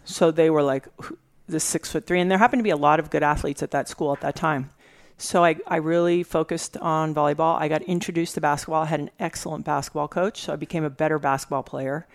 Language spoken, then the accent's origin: English; U.S. Virgin Islands; moved away; also born or lived in California; I was raised in the Caribbean, mm-hmm. in the mm-hmm. Virgin Islands